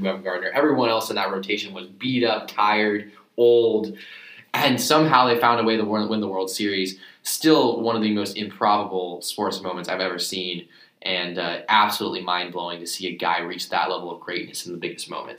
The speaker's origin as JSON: {"language": "English", "area": "Bay Area", "region": "California", "country": "United States", "said": "I'm from the Bay Area"}